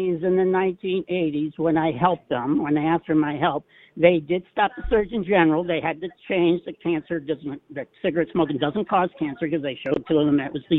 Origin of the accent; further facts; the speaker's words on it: New England, United States; now in Idaho, United States; I'm from New England originally